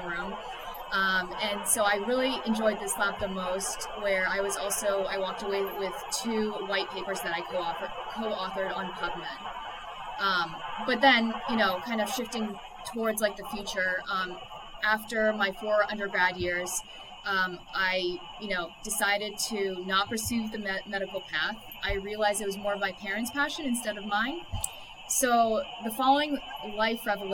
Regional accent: Maine, United States; moved away as an adult; also born or lived in Massachusetts; I was born and raised in Maine

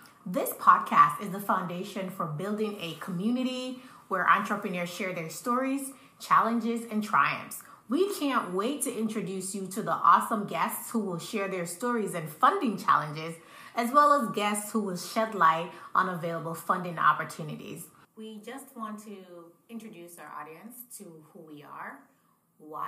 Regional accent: Jamaica; moved away; also born or lived in Niger; I'm from Jamaica

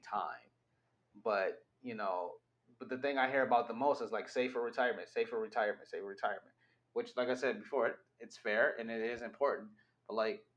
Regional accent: United States; now in Canada; I'm an American that moved to Canada

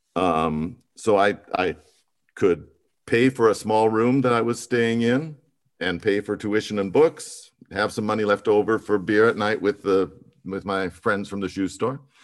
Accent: Missoula, Montana, United States; now in Austria; I grew up in Missoula, Montana

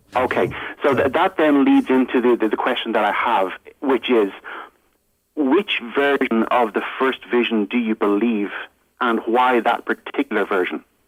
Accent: Ireland; I'm from Ireland

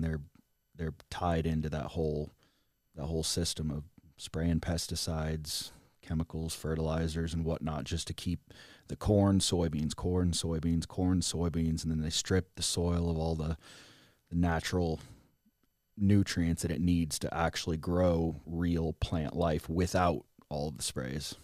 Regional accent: rural Southern Illinois, United States; moved away as an adult; also born or lived in Los Angeles; now in Texas, United States; grow up on a farm in rural Southern Illinois

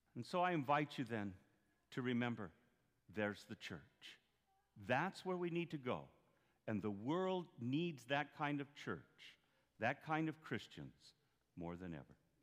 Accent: Duncan, Arizona, United States; moved away; I'm from Duncan there

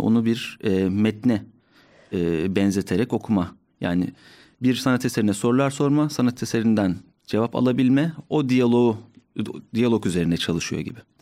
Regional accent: Ordu, Turkey; moved away as an adult; now in Ankara, Turkey; Ben Orduluyum

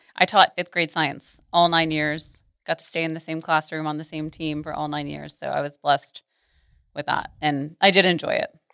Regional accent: Arlington, Texas, United States; also born or lived in Mansfield, Texas / College Station, Texas; I'm from here. So I grew up in Arlington, in Mansfield, and have never left the Metroplex

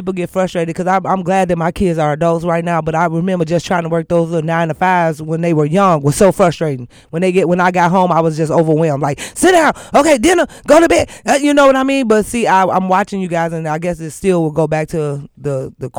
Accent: Chicago, Illinois, United States; from Chicago

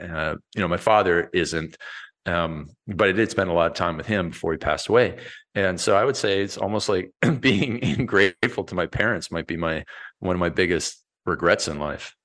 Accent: Canada; I was born in Canada and I'm a hockey player

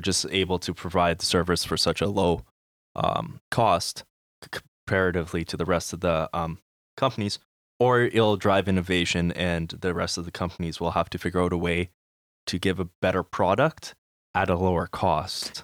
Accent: Manitoba, Canada; we are from Manitoba, we know M P

